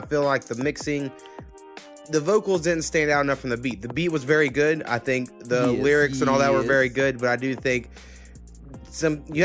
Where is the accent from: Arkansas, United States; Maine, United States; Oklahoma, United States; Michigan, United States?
Oklahoma, United States; We're from Oklahoma.